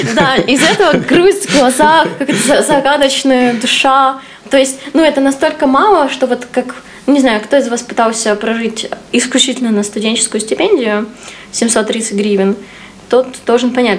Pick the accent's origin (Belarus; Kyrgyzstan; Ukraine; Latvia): Ukraine; ты тут сидишь в максимальной своей культуре, то есть ты вот в городе, где ты вырос, там, с людьми, которые, на которых ты вырос, на там, историях, литературах, в которых ты вырос